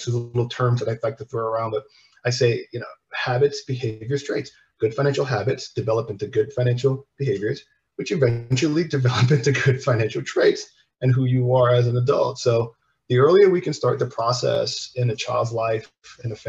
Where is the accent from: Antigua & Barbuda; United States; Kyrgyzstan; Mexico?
Antigua & Barbuda; I'm from the Caribbean. We're from Antigua